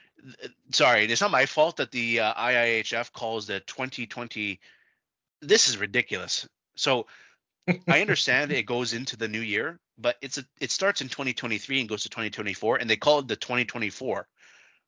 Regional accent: Canada; I'm Canadian

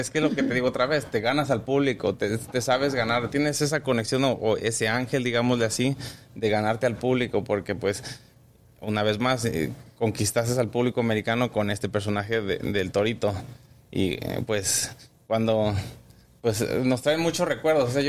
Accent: Guadalajara, Jalisco, Mexico; moved away; also born or lived in Mexico City; Soy de Guadalajara.

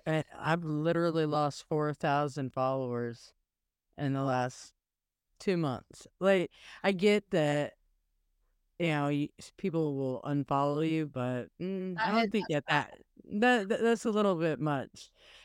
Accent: South Pasadena, California, United States; born there; I was born in South Pasadena, California.

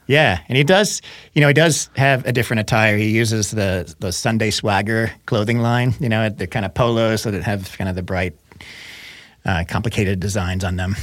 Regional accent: Missouri, United States; moved away; I grew up in Missouri

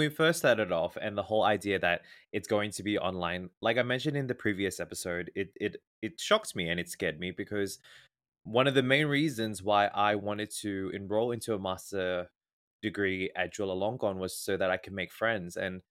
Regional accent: Australia; I'm 28 years old. I am from Australia and I am a communication arts student.

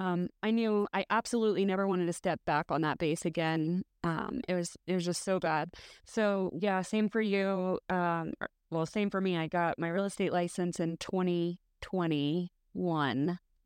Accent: San Antonio, Texas, United States; I'm from San Antonio.

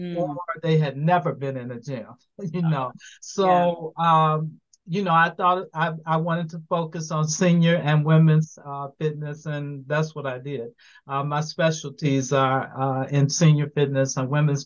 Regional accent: Chicago, Illinois, United States; moved away as an adult; now in Atlanta, United States; I am originally from Chicago, Illinois, and I have been in Atlanta for 13 years.

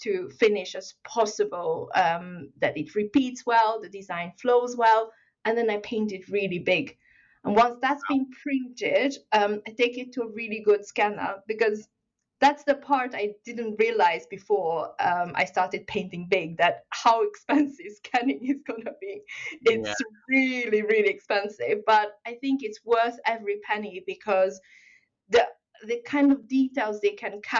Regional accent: Hungary; moved away; also born or lived in China; I actually grew up in Hungary, but I was born in China

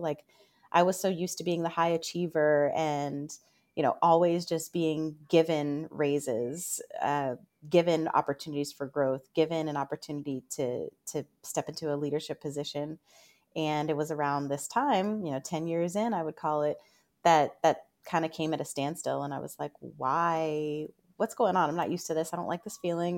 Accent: Northern Virginia, United States; I'm from Northern Virginia, and being right outside of D C

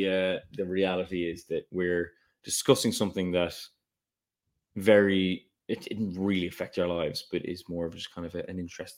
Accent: Dublin, Leinster, Ireland; moved away as an adult; now in London, United Kingdom; we are two men from Dublin

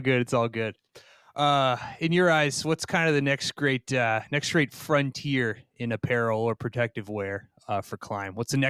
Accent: New England, United States; now in Minneapolis, United States; I live in Minneapolis now, but I grew up in New England.

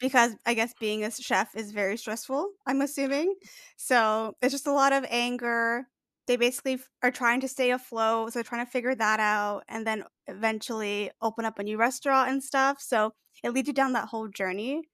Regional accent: Canada; I'm Canadian

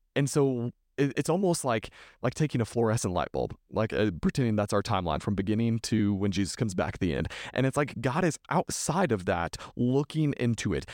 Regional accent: Texas, United States; I'm from Texas

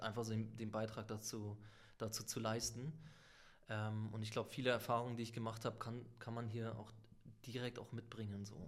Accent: Lübeck, Schleswig-Holstein, Germany; moved away; also born or lived in Sicily / Hamburg; also eigentlich auf Sizilien geboren und in Lübeck quasi aufgewachsen, dann nach Hamburg gekommen, studiert.

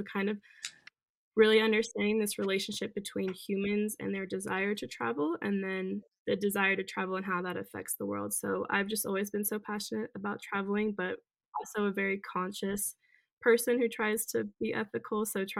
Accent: Germany; I grew up traveling a lot. So I was a military brat growing up in Germany.

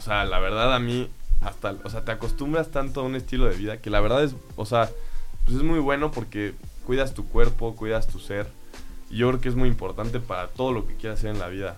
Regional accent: Mexico City, Mexico; now in Querétaro, Mexico; yo nací en la Ciudad de México y pues desde chiquito este, empecé a jugar en los equipos del club

